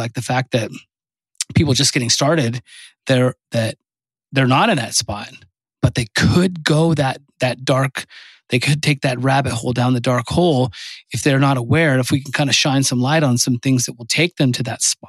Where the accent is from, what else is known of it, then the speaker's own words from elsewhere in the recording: California, United States; I'm from California